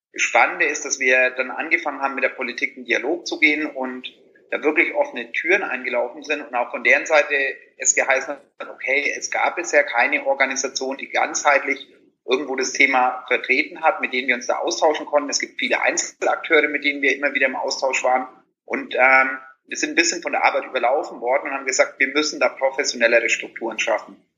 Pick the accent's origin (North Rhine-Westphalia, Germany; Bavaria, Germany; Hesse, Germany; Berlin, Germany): Bavaria, Germany; Franconia; moved away; wenn ich in meine Heimat äh, fahre nach Franken